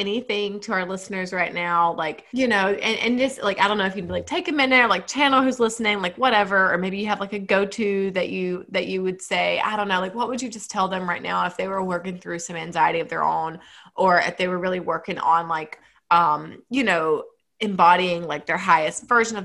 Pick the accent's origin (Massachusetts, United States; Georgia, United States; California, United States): Georgia, United States; I'm from Georgia. I say y'all.